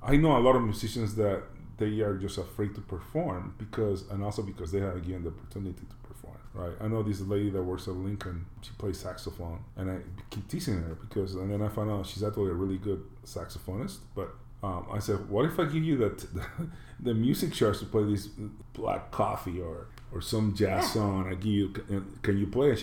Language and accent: English; Panama; moved away; I'm from Panama originally.